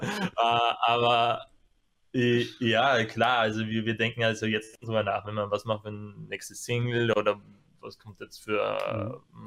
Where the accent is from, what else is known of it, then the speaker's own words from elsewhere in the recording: Apfelland, Styria, Austria; now in Graz, Austria; Keine originären Grazer, sondern wir kommen ja eigentlich aus der Kürbisgegend. Ja. Eigentlich noch spezifisch aus dem Apfelland.